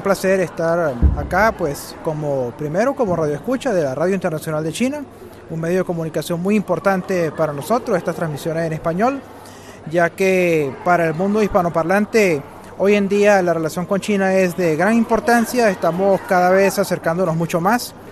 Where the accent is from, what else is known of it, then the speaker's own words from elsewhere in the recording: Venezuela; soy de Venezuela